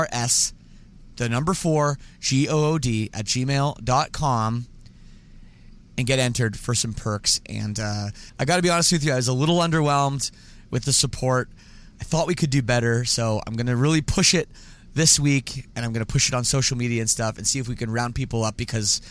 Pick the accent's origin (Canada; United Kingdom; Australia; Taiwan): Canada; I'm Canadian